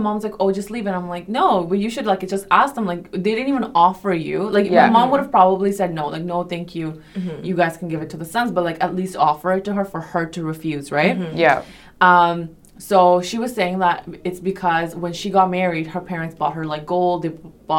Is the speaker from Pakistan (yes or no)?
yes; Pakistan; But I think traditionally, like I come from Pakistan, right? So South Asian families.